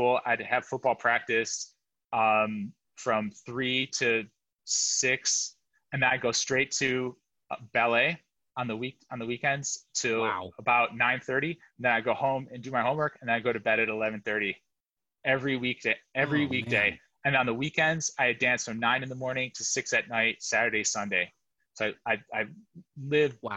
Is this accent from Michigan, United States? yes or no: yes; Michigan outside of Detroit, United States; moved away as an adult; also born or lived in New York City; I was born and raised in Michigan outside of Detroit